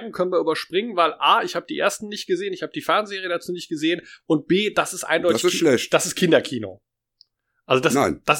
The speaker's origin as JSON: {"language": "German", "country": "Germany", "tie": "born or raised there", "said": "Ähm, wir sind mit der großen ersten Manga-Welle aufgewachsen in Deutschland"}